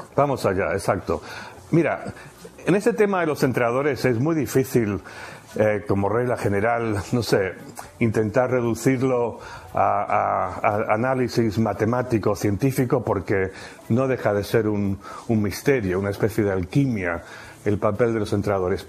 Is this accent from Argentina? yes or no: yes; Argentina; moved away; also born or lived in United Kingdom / Spain; me criaron en Argentina